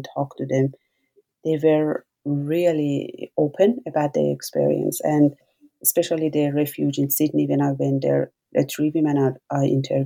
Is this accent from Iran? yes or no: yes; Iran; moved away; I was born in Iran, and during my childhood, I was always struggling with sexism and gender inequality.